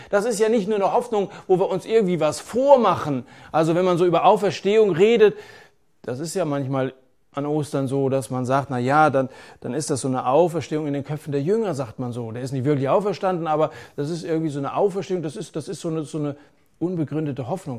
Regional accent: Germany

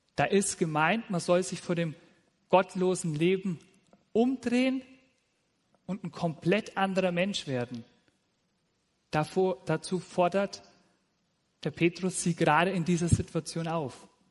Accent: Nuremberg, Bavaria, Germany; also born or lived in Fürth; now in Simmersbach, Germany; Ich komme ursprünglich aus Franken, aus dem schönen Nürnberg

